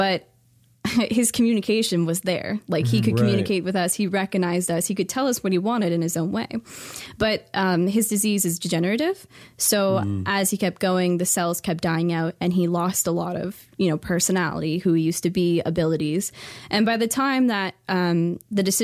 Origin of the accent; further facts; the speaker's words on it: Ontario, Canada; moved away; also born or lived in Detroit area, Michigan; I lived there before I lived here, so about 12 years, but I'm originally from Ontario